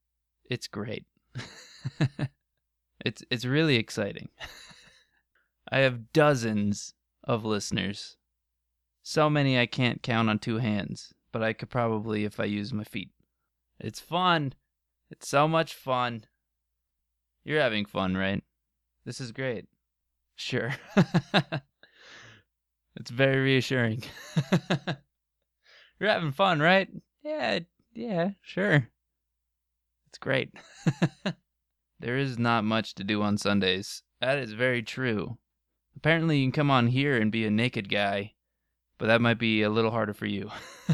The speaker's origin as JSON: {"language": "English", "country": "Norway", "said": "Might also be because I'm from Norway."}